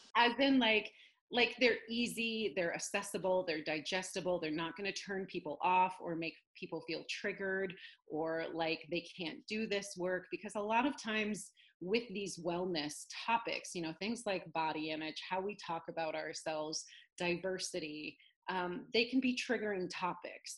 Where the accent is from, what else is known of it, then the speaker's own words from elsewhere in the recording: Northern California, United States; also born or lived in upstate New York; now in New York, United States; I grew up in Northern California, actually. I'm a California girl originally.